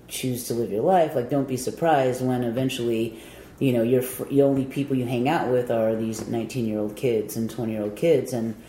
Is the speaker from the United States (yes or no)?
yes; San Diego, California, United States; growing up in Southern California, especially San Diego, the shows were just always extremely mixed.